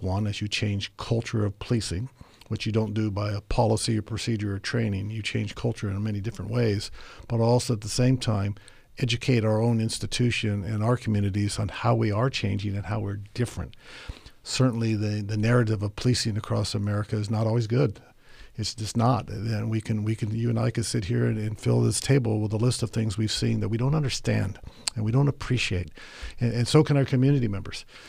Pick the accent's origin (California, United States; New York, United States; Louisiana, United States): California, United States; Monterey; also born or lived in Tokyo, Japan; I was born and raised in Tokyo, Japan, where I lived for the first ten years of my life. Our family moved to Monterey, California when I was going into the fifth grade